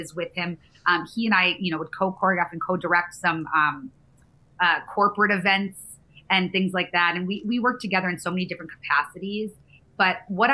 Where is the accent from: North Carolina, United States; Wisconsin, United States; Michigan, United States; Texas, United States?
Michigan, United States; moved away as an adult; now in New York, United States; I'm from Michigan and I had just gotten to New York.